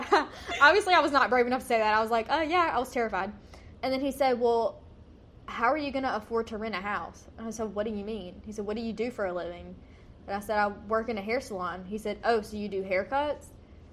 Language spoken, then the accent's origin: English; Georgia, United States; I grew up in middle of nowhere, Georgia, so this is normal to me.